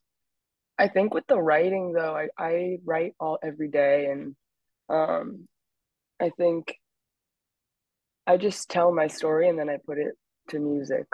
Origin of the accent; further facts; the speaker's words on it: New York City, New York, United States; I grew up in the West Village in New York, and there's a street that I grew up on, Jane Street